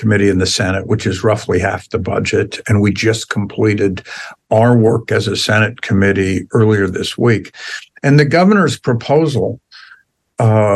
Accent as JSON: {"language": "English", "town": "Vallejo", "region": "California", "country": "United States", "tie": "born or raised there", "said": "I grew up in Vallejo."}